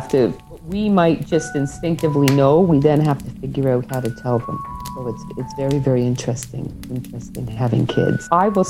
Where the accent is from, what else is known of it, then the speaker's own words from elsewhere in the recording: Greenwood, Nova Scotia, Canada; I'm actually from Greenwood. Isn't that interesting? My parents still live there, if you can imagine.